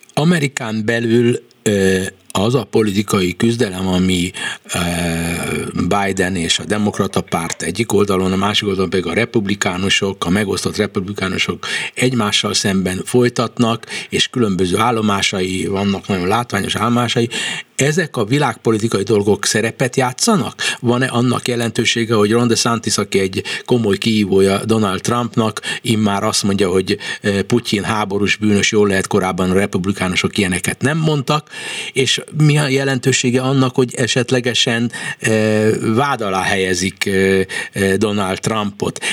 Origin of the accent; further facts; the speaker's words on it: Hungary; én kelet-európai magyar ember vagyok